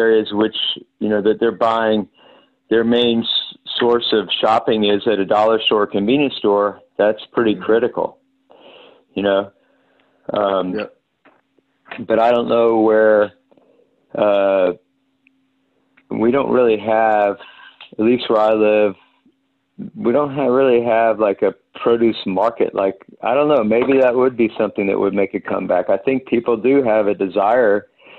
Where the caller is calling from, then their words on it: Santa Monica, California, United States; I'm calling you from Santa Monica, California, because I happen to be out here.